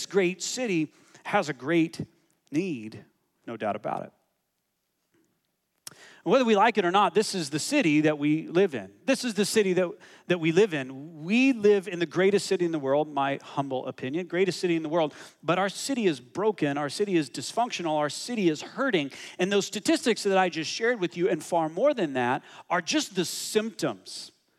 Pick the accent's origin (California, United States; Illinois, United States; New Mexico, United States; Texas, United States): New Mexico, United States; Hobbs; now in Toronto, Canada; I was born in Hobbs, America. Hobbs, New Mexico, baby. It's the middle of nowhere.